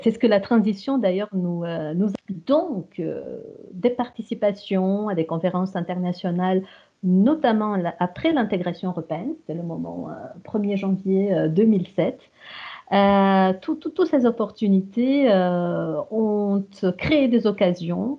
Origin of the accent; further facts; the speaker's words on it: Romania; French is a second language; moved away as an adult; roumaine. J'ai suivi des études en Roumanie dans des filières francophones et cela jusqu'aux études universitaires